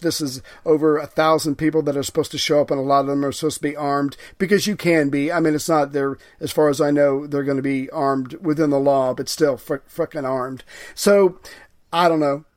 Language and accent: English; the South, United States; I'm from the South